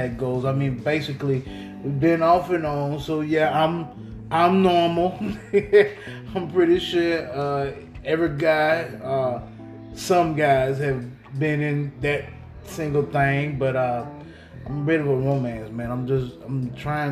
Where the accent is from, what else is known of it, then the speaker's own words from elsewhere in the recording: the South, United States; I'm from the South, man. So you got a boy from the South on here